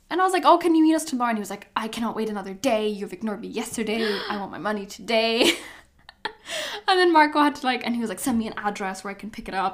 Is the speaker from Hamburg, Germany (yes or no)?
yes; Hamburg, Germany; also born or lived in London; now in Amsterdam, Netherlands; growing up in Hamburg